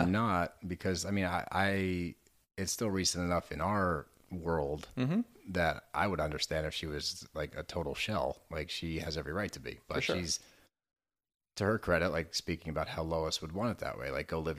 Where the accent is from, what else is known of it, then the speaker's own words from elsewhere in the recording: Texas, United States; I grew up in Texas frequently.